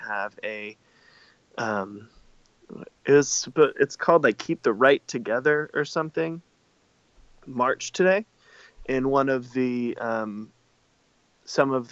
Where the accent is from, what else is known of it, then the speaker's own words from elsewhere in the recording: the South, United States; growing up in the South, I had to work really